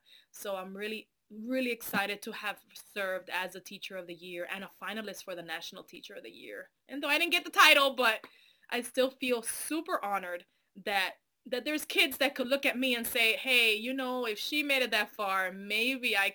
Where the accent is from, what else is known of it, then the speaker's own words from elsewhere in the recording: Dominican Republic; also born or lived in New York / Atlanta; now in Alabama, United States; I'm originally from the Dominican Republic, mom and dad, from Santo Domingo.